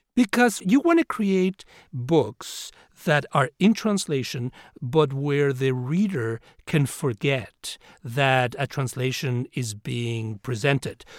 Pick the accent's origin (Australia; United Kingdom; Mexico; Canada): Mexico; Mexico City; now in United States; I grew up in Mexico City and uh, came to this country as an immigrant